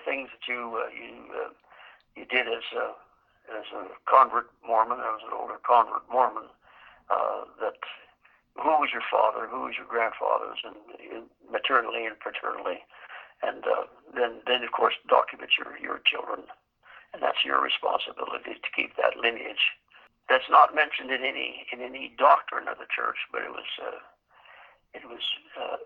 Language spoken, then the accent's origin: English; Dauphin, Manitoba, Canada; moved away; also born or lived in Calgary, Alberta; I left my hometown of Dauphin in 1954 and left and went to Calgary